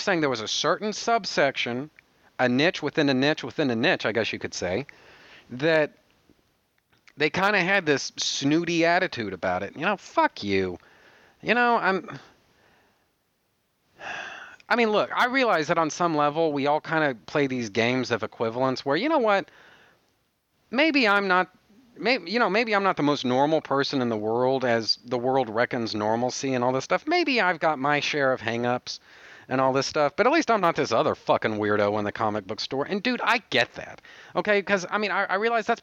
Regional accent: United States; now in Texas, United States; I am American

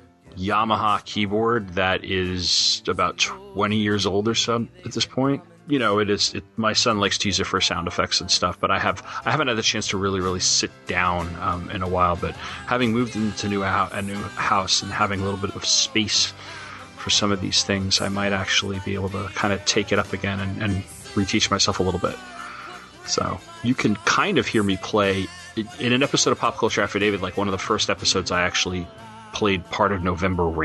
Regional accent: Long Island, New York, United States; I was born and raised on Long Island.

